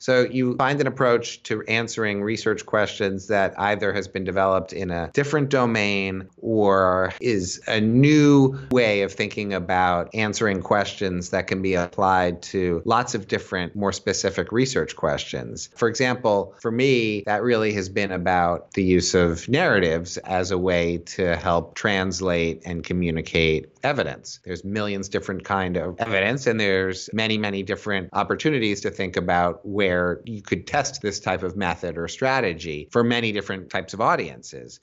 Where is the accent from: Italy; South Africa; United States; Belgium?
United States; Boston, Massachusetts; now in Philadelphia, United States; I live in Philadelphia. I'm from Boston originally